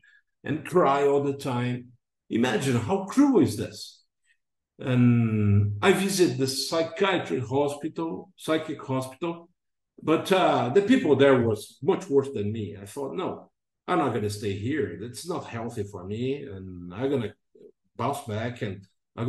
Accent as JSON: {"language": "English", "country": "Brazil", "also_born_or_lived": "England", "moved": "as an adult", "said": "came back to my home country in August 2011"}